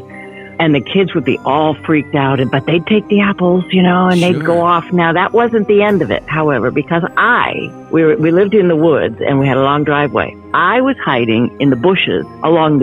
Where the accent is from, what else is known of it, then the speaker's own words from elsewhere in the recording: Massachusetts, United States; now in Southern California, United States; I grew up in Massachusetts